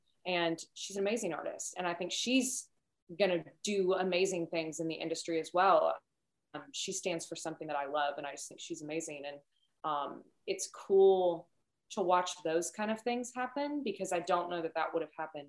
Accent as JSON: {"language": "English", "area": "outside of Cincinnati", "region": "Kentucky", "country": "United States", "tie": "born or raised there", "said": "I'm from Kentucky, but outside of Cincinnati"}